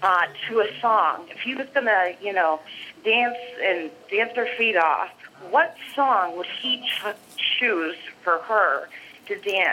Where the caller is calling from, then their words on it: Detroit, Michigan, United States; Yeah, Andy, this is …, and I'm from Detroit.